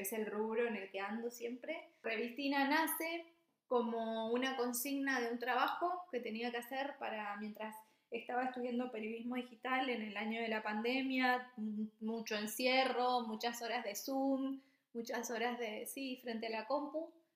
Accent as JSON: {"language": "Spanish", "region": "Misiones", "country": "Argentina", "also_born_or_lived": "Buenos Aires", "moved": "as an adult", "lives_now": "Copenhagen, Denmark", "said": "soy de Argentina, de Misiones, upa, eh, viví varios, varios casi 10 años en Capital y después, por, no sé, me agarró como una especie de ola muy grande que me trajo a Dinamarca"}